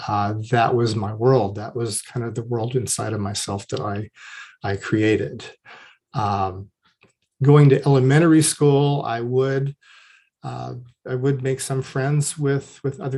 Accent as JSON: {"language": "English", "area": "Orange County", "region": "California", "country": "United States", "tie": "born or raised there", "also_born_or_lived": "Los Angeles", "moved": "as an adult", "said": "We moved to the suburbs of Orange County when I was about 3 years old, and I would live in that neighborhood until I was 25 years old"}